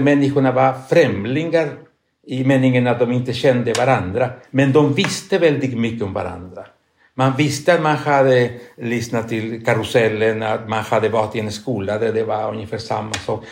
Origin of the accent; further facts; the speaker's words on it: Chile; Swedish is a second language; moved away as an adult; also born or lived in Spain; now in Sweden; jag kom från Sydamerika, från Chile.